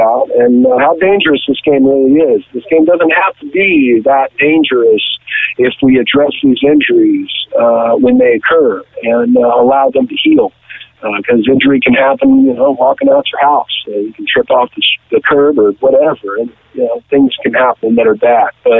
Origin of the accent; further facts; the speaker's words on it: the valley outside Los Angeles, California, United States; also born or lived in Moses Lake, Washington; out in the valley where I grew up outside Los Angeles